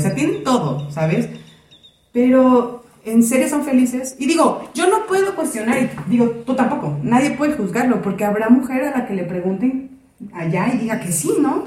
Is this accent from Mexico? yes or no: yes; Mexico; las dos somos mexicanas